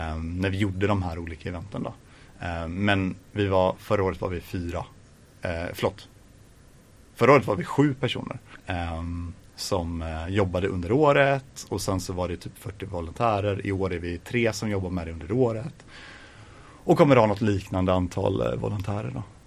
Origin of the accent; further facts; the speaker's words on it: Gothenburg, Västra Götaland, Sweden; Jag är faktiskt ifrån västra Göteborg så att jag är ifrån Grimmered